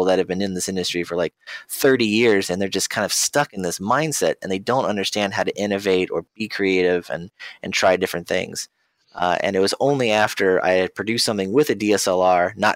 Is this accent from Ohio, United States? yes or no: yes; Ohio, United States; I'm from Ohio